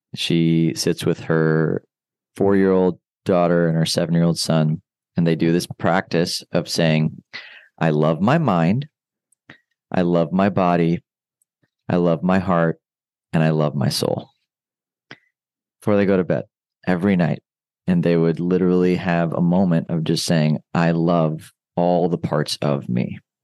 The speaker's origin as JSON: {"language": "English", "country": "United States", "tie": "born or raised there", "said": "I grew up in, in the States"}